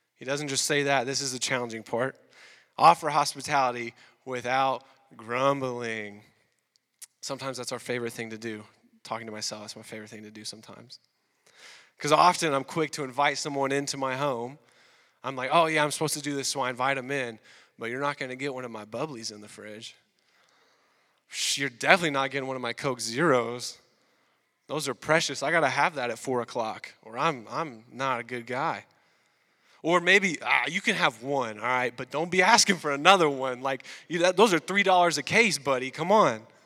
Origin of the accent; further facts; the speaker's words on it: the South, United States; moved away as an adult; now in Quebec, Canada; we're from the South